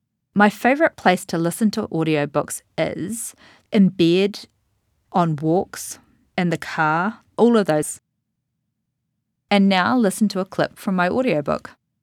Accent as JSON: {"language": "English", "country": "New Zealand", "moved": "yes", "lives_now": "United States", "said": "I've lived in the US since 2013, but I'm from New Zealand, so I have a pretty mixed up way of pronouncing a lot of things"}